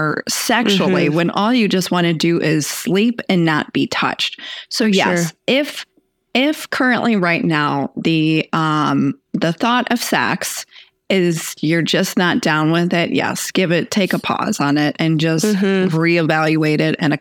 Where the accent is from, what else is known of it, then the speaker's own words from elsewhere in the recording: Texas, United States; I was born in Texas